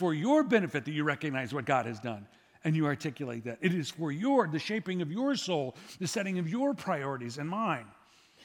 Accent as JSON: {"language": "English", "country": "United States", "tie": "born or raised there", "said": "I was born in America"}